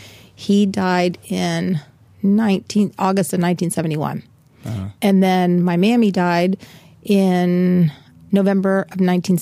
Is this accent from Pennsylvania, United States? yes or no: yes; Easton, Pennsylvania, United States; moved away; originally I'm from Easton, Pennsylvania.